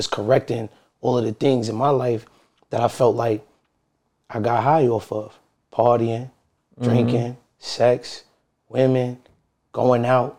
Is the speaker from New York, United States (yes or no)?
yes; Brooklyn, New York, United States; I'm from Brooklyn, New York, bro.